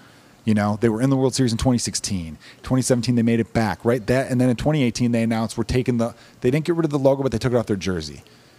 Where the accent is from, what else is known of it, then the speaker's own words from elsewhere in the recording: United States; as an American with pure Irish ancestry